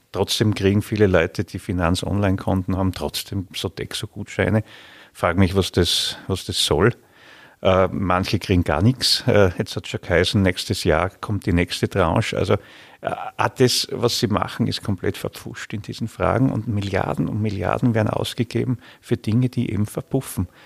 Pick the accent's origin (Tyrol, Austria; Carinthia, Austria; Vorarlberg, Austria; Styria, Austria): Styria, Austria; bei uns in der Steiermark